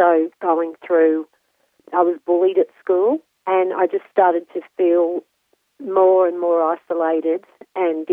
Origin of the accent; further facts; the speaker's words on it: Sydney, New South Wales, Australia; I grew up in Sydney